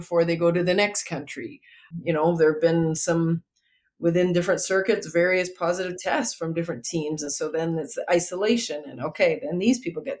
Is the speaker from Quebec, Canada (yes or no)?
no; Saskatchewan, Canada; I grew up in Saskatchewan.